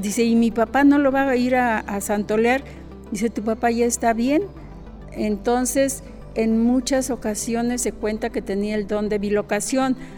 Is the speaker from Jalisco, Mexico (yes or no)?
yes; Autlán, Jalisco, Mexico; nací en Autlán